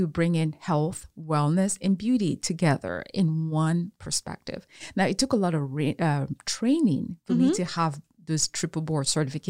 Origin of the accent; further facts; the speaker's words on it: Cameroon; now in Houston, United States; I was born in Cameroon.